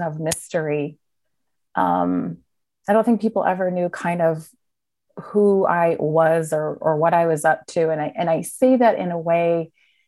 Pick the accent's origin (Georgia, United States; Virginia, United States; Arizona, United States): Virginia, United States; Stafford; I grew up in Stafford, right outside of Quantico, Virginia